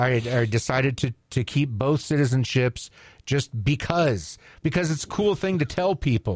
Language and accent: English; Canada; moved away; I was born in Canada to American parents. I have citizenship in both countries. Yes, I kept both because I thought it was cool when I turned 18.